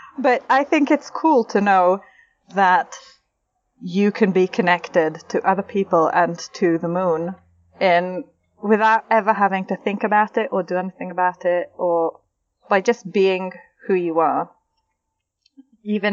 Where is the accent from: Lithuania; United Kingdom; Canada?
United Kingdom; England; we're English